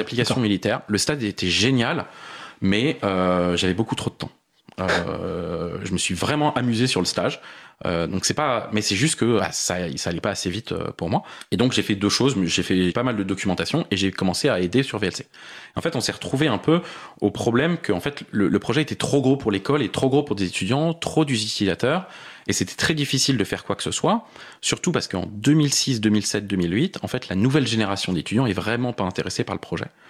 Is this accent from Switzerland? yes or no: no; Paris, Île-de-France, France; born or raised there